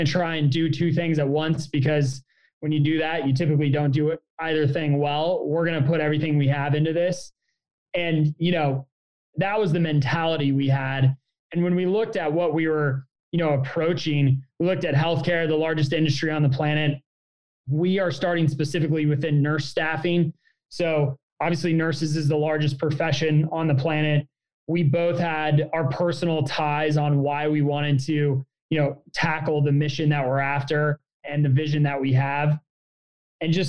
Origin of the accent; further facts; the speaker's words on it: Springfield, Illinois, United States; moved away as an adult; also born or lived in San Francisco; I grew up in Springfield, Illinois.